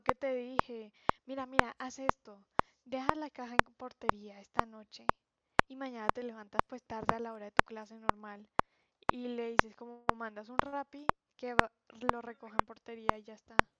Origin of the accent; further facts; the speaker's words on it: La Guajira, Colombia; moved away; also born or lived in Santa Marta / Manizales; nací en Santa Marta y me crié en La Guajira.